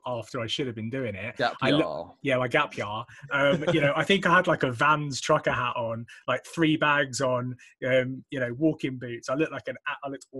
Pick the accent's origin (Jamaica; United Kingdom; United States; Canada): United Kingdom; England; accent: English; my most English accent